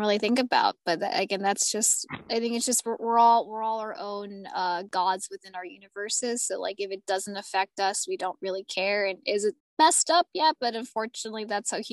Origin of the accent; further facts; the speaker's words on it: United States; I am American.